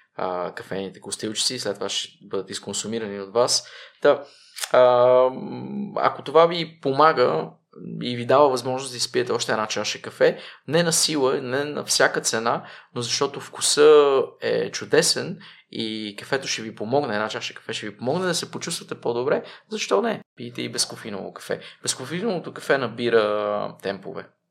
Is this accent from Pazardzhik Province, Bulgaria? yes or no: yes; Pazardzhik, Pazardzhik Province, Bulgaria; moved away as an adult; also born or lived in Czech Republic; веднага след казармата се прибрах в моя роден град Пазарджик